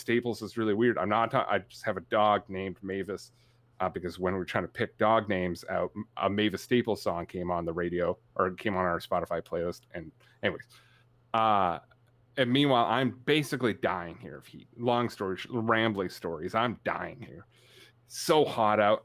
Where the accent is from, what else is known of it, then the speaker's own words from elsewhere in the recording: Canada; I'm Canadian. I'm tough